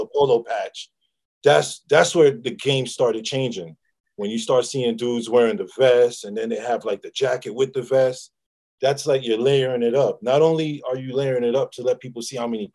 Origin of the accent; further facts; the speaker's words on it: New York City, New York, United States; also born or lived in Queens, New York; I'm from Manhattan and I went to high school in Southside Jamaica in Queens.